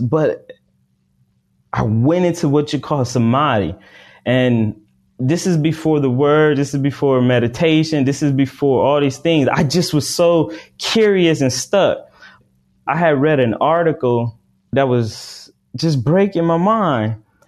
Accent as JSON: {"language": "English", "country": "United States", "said": "I'm African American"}